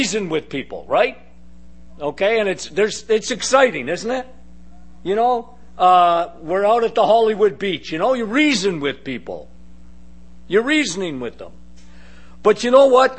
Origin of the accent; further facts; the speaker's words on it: Canada; us Canadians, we're the little person syndrome, okay, as Canadians. And we looked at the big, bad Americans, okay? I was brought up like that.